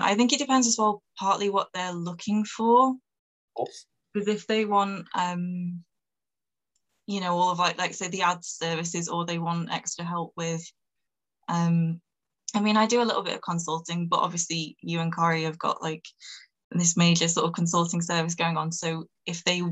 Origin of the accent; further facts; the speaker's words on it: Manchester, North West England, United Kingdom; I'm from Manchester in the north of England